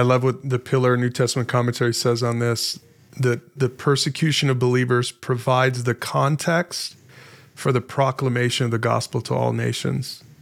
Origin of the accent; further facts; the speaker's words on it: United States; an American Christian